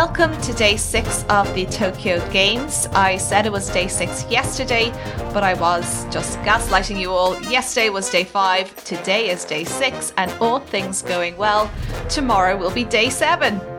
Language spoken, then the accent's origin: English; Ireland; being Irish